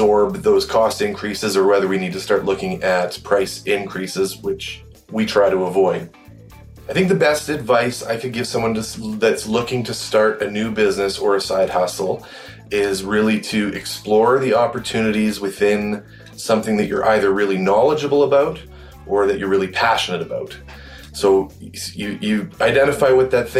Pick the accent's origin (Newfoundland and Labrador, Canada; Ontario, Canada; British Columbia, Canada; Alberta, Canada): Alberta, Canada; Calgary; I'm from Calgary, Alberta in Canada